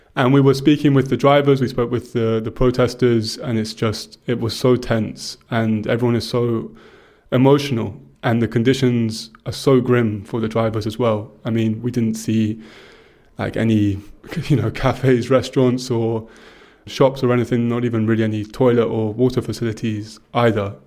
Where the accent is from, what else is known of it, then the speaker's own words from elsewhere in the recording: England, United Kingdom; I'm English